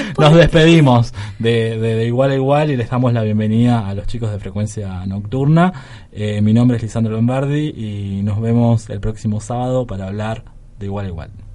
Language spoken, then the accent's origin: Spanish; Argentina; para quienes somos argentinos